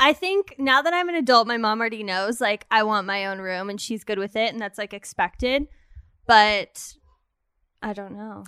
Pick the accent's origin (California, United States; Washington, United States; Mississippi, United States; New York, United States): California, United States; Redondo Beach; I grew up in Redondo Beach, California